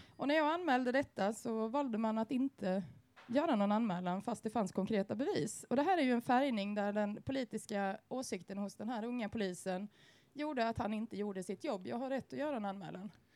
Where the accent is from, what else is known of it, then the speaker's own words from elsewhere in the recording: Sweden; vi som svenskar